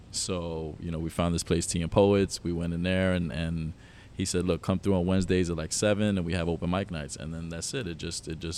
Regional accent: Miami, Florida, United States; I'm from Miami

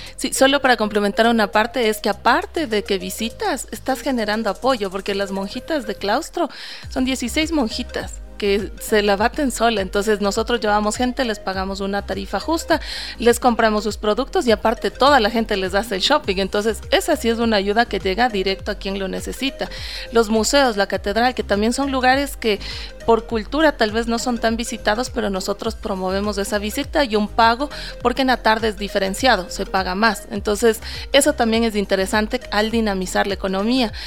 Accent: Quito, Pichincha, Ecuador; como quiteños tenemos

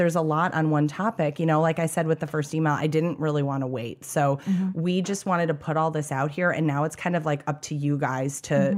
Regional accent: Kentucky, United States; I'm from Kentucky.

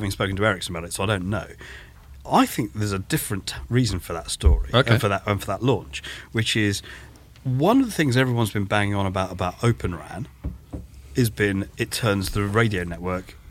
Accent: London, United Kingdom; I'm a Londoner

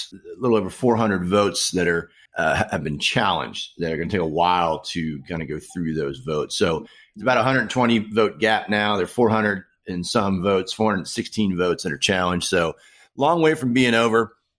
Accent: Maryland, United States; my home state of Maryland.

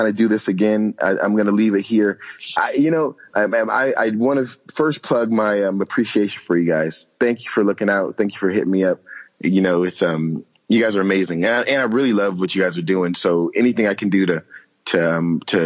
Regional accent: San Diego, California, United States; moved away; I'm from San Diego

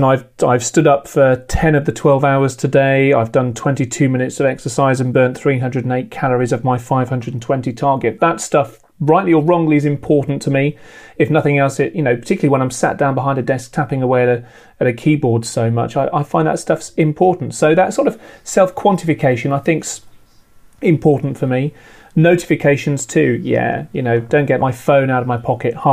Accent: United Kingdom; I'm British

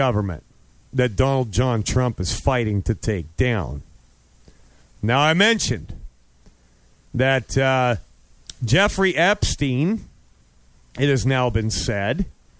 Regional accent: Canada

